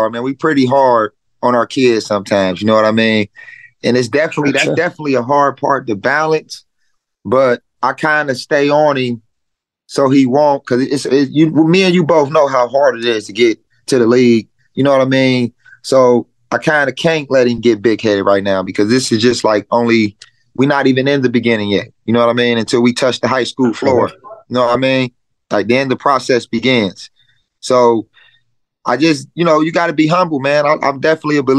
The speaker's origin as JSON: {"language": "English", "town": "Dayton", "region": "Ohio", "country": "United States"}